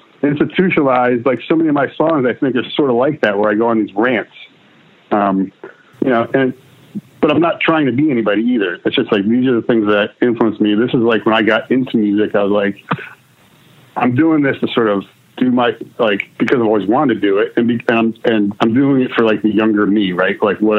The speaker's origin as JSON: {"language": "English", "region": "New Jersey", "country": "United States", "tie": "born or raised there", "also_born_or_lived": "Netherlands", "said": "I was actually born in Holland, but, I was raised in New Jersey from the time I was one, all the way through college, really."}